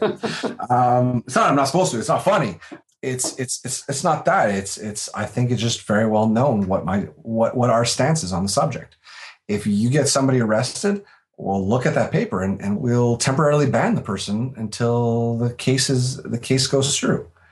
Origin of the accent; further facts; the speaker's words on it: Canada; I'm Canadian. I live in Canada